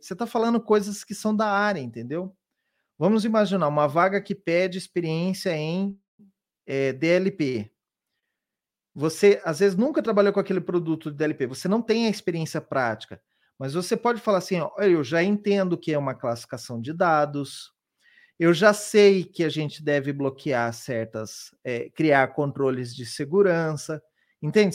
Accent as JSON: {"language": "Portuguese", "town": "Londrina", "region": "Paraná", "country": "Brazil", "moved": "as an adult", "lives_now": "São Paulo, Brazil", "said": "Eu vim lá de Londrina, no Paraná, e já moro aqui em São Paulo, já tem bastante tempo. Então, eu me formei na minha universidade, na universidade lá na, na minha cidade"}